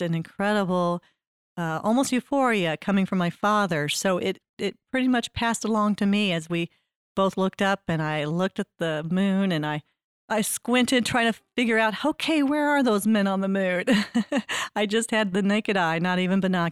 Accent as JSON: {"language": "English", "town": "Columbia", "region": "Missouri", "country": "United States", "tie": "born or raised there", "said": "I was born in Columbia, Missouri"}